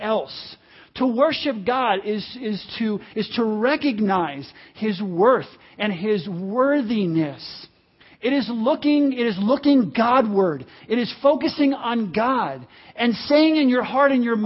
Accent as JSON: {"language": "English", "country": "United States", "said": "And I'm one, I like it"}